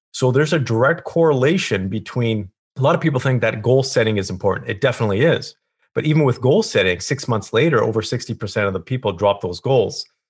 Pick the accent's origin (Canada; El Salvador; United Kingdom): Canada; Kelowna, British Columbia; I grew up in a small town called Kelowna, British Columbia.